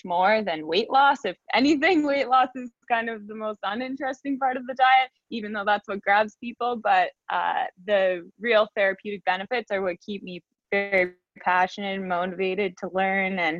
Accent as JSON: {"language": "English", "area": "just outside of Toronto", "region": "Ontario", "country": "Canada", "said": "I'm from Canada. I'm just outside of Toronto"}